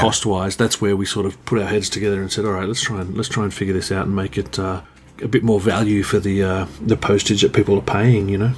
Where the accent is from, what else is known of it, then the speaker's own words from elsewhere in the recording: Queanbeyan, New South Wales, Australia; my hometown here